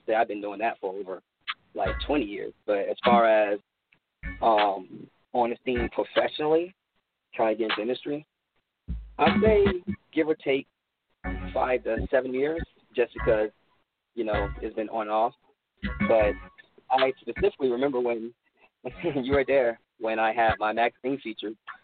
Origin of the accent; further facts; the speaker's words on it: Alpharetta, Georgia, United States; I'm an artist from Alpharetta, Georgia